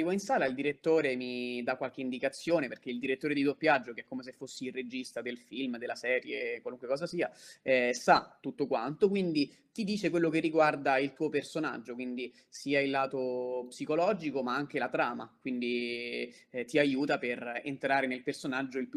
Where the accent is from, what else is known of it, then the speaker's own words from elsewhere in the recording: Rome, Lazio, Italy; In questo caso ora sto parlando liberamente, quindi si sente che sono di Roma, però quando sto a Leggio non posso farlo sentire